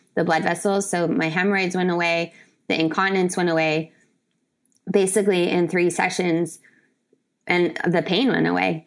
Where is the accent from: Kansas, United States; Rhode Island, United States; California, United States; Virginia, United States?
California, United States; San Diego; also born or lived in Brazil; I'm from San Diego